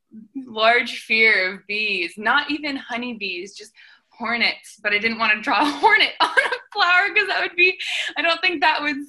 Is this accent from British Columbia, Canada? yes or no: yes; Langley, British Columbia, Canada; moved away as an adult; also born or lived in Vancouver, British Columbia; I came from Vancouver, BC, or Langley, BC